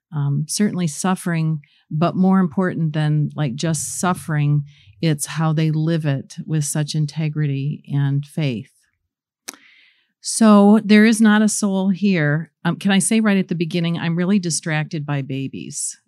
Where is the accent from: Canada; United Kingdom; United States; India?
United States; Goshen, Indiana; also born or lived in New Paris; I grew up in Goshen and, um, New Paris, not very far away, and very little small community.